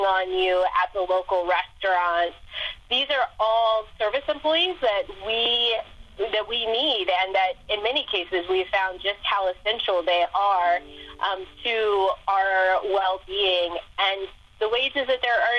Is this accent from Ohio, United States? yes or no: yes; Ohio, United States; moved away as an adult; come back to my home state